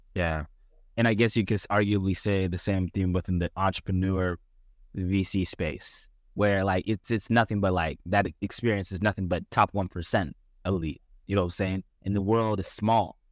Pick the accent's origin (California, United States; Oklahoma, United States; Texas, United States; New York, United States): Texas, United States; Dallas; where we come from from Dallas